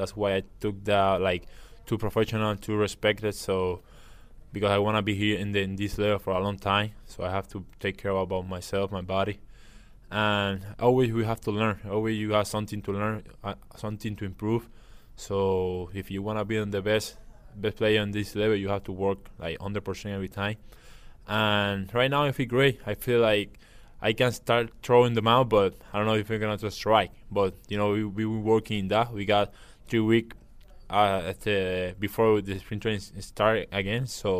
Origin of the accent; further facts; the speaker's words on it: Puerto Rico; Yeah, that's great when you come to a different city, like you say, so far from where I'm from Puerto Rico